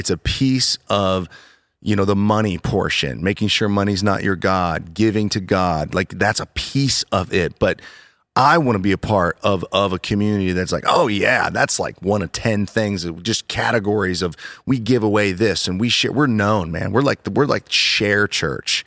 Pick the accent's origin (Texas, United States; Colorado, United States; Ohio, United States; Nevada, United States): Ohio, United States; Worthington; I'm from Worthington